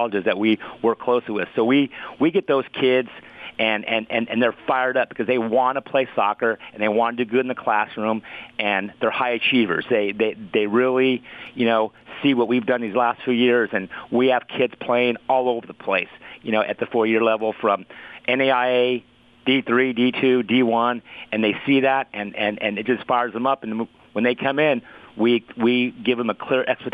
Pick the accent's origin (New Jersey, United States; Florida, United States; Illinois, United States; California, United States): California, United States; San Jose; moved away as an adult; also born or lived in Saratoga, California; now in Dallas, United States; I was originally from San Jose, California